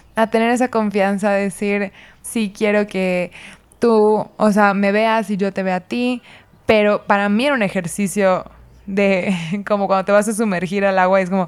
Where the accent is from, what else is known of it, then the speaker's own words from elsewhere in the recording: Mérida, Yucatán, Mexico; nací crecí en Mérida, Yucatán, que es una ciudad mm, en México